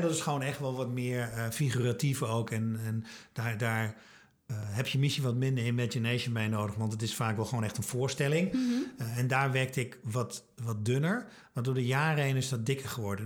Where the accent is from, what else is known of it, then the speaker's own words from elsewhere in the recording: Twente, Overijssel, Netherlands; ik kom uit Twente, conservatief